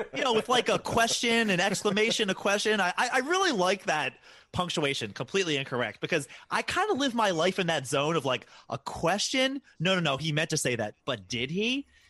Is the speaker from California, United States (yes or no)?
no; Baltimore, Maryland, United States; born and raised in Baltimore